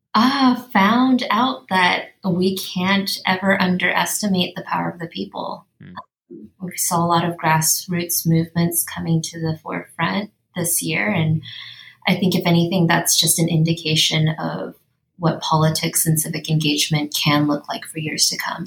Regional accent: Los Angeles, California, United States; I actually grew up in Silver Lake, and my family has been there for four generations

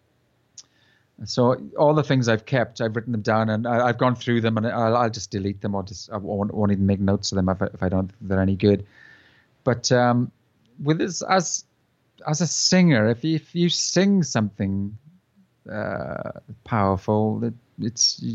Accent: South Wales, United Kingdom; We're from South Wales

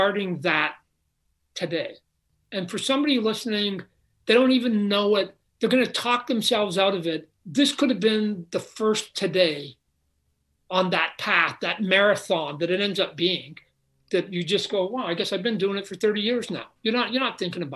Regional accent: Phoenix, Arizona, United States; I'm from Phoenix.

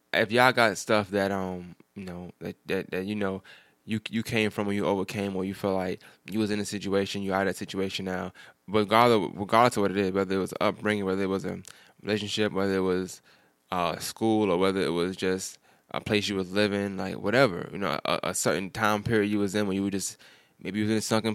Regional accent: New York, United States; And I'm from New York, so I like to walk.

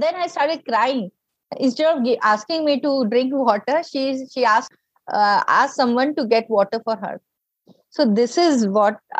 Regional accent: North India, India; we are from North India

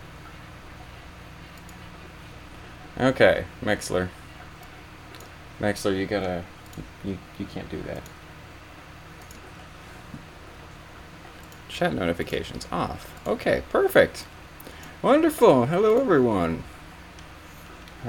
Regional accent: Canada; I'm Canadian

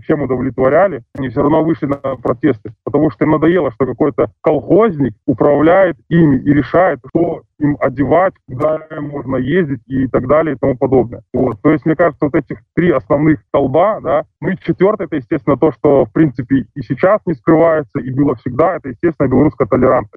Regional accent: Belarus; moved away as an adult; мы все белорусы

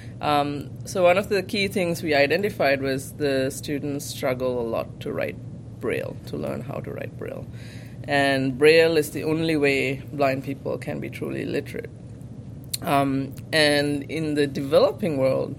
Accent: Sri Lanka; moved away as an adult; now in United States; I grew up in Sri Lanka. I was born and raised there in a low to middle income family

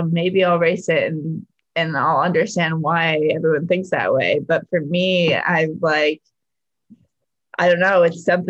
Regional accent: Scarborough, Maine, United States; But I guess since we were talking so much about Maine, I'll just say it is Scarborough, Maine as my hometown.

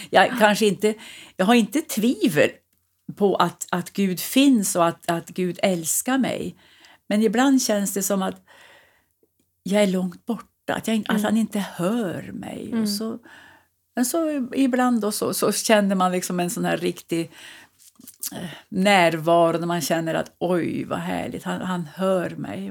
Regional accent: Sveg, Jämtland, Sweden; also born or lived in Östersund / Värmland; now in Husum, Sweden; jag är född i Jämtland och uppvuxen i Sveg i Härjedalen

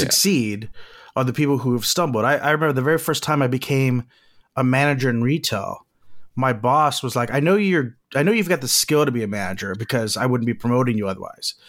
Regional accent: Corpus Christi, Texas, United States; moved away as an adult; now in Los Angeles, United States; Corpus Christi, where I was born

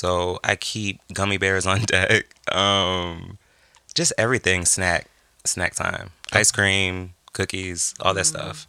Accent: New England, United States; I'm from the Northeast. I'm from New England.

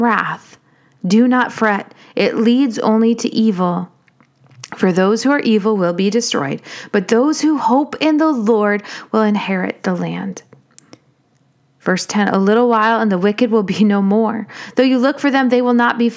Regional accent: United States; as an American

